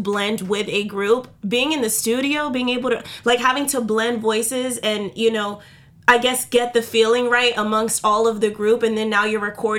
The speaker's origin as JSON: {"language": "English", "town": "St. Petersburg", "region": "Florida", "country": "United States", "said": "I'm from St. Petersburg as well"}